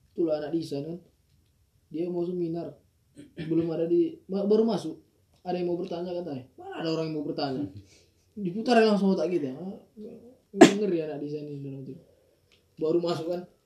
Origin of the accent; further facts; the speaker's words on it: Medan, North Sumatra, Indonesia; moved away; orang Medan